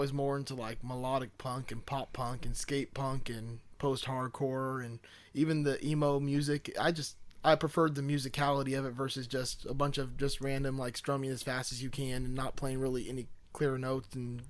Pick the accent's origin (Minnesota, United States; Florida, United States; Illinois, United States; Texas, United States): Florida, United States; See, I'm from Florida.